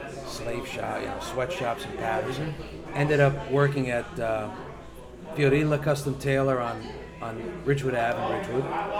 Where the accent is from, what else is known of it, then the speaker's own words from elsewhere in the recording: Milan, Lombardy, Italy; born there; English is a second language; Originally, I was born in Milano. Io da Milano. Mio padre da Sicilia, Santa Croce.